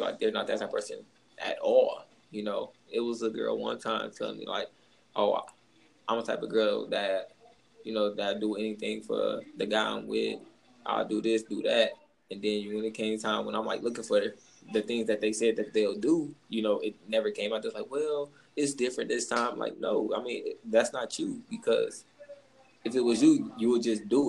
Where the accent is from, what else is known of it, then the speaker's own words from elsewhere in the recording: Detroit, Michigan, United States; I'm from Detroit.